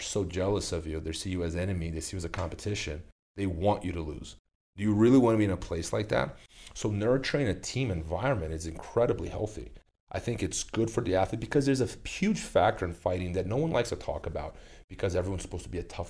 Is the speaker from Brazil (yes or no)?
yes; Brazil; moved away; my hometown in Brazil